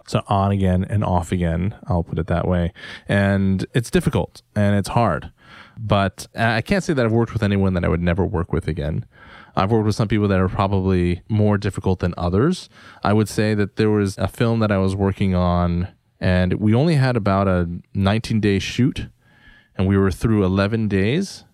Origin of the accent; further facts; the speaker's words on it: United States; as an Asian American